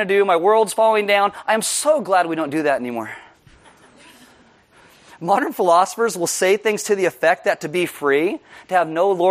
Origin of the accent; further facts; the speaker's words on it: United States; as an American